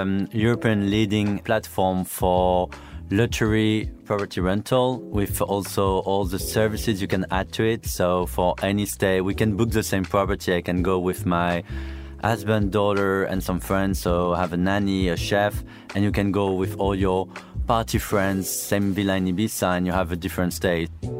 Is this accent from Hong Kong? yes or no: no; Saudi Arabia; also born or lived in Brest, France; I grew up in Saudi Arabia. My parents used to live there. I'm from Brittany, from Brest, so really like far, far west.